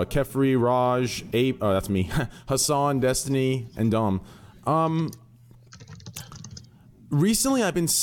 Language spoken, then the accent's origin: English; Scottsdale, Arizona, United States; now in Texas, United States; I'm from Scottsdale